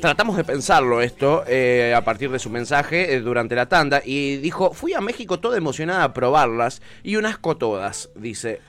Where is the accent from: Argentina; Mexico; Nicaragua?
Argentina; accent: Argentine; Yo que hablo argentino